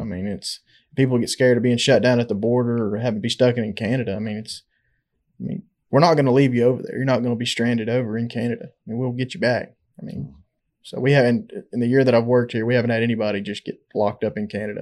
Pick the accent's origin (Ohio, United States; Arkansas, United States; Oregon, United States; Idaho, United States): Arkansas, United States; Conway; I'm from Conway. Went to high school there in Conway